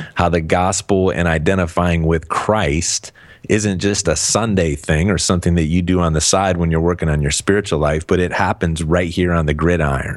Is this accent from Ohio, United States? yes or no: yes; Cleveland, Ohio, United States; moved away; I'm, I'm from Cleveland originally